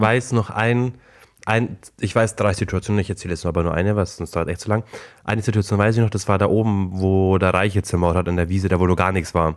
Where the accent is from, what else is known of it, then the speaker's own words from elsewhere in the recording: Klingen, Germany; Bei uns in Klingel es halt immer so, dass äh, Krampus und Nikolaus rumlaufen